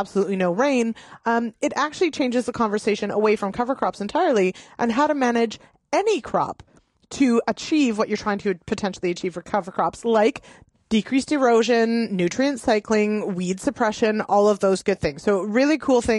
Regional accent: Canada; I definitely am the culprit here with some pretty significant failings as a Canadian.

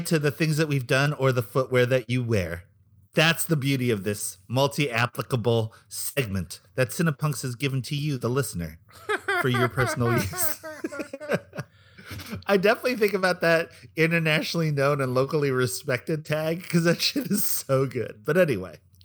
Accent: Philippines; It's part of being Filipino

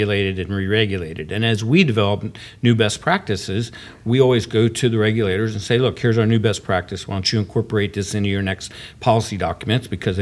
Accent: Pennsylvania, United States; also born or lived in Bakersfield, California / Naples, Florida; we're very blessed to be able to winter down in Naples and get away from the Pittsburgh weather, which we've been up there since 1990, and I grew up in Pennsylvania

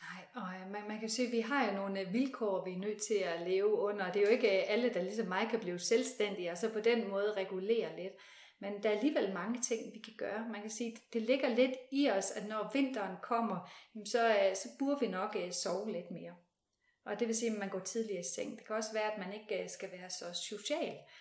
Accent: West Jutland, Central Denmark Region, Denmark; Nu er jeg ude fra Vestjylland

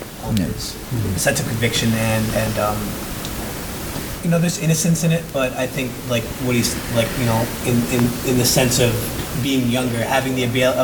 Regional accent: Washington, District of Columbia, United States; now in Burlington, United States; I grew up in Washington, D.C.

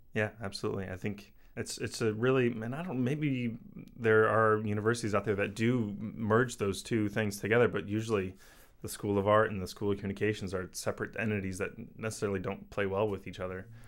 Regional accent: Indiana, United States; moved away as an adult; also born or lived in St. Louis / Western Massachusetts / Boston / Seattle; I grew up in Indiana and, you know, like, a medium-sized city.

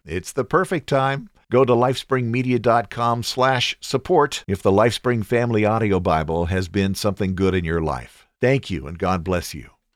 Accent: United States; I am an American

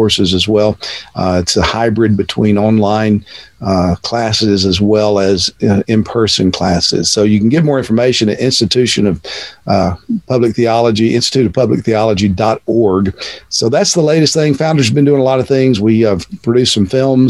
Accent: Texas, United States; moved away as an adult; now in Cape Coral, United States; born and raised in Texas

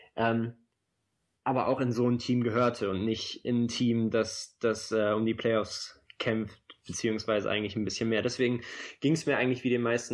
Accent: Oldenburg, Lower Saxony, Germany; now in Berlin, Germany; für mich als gebürtigen Oldenburger

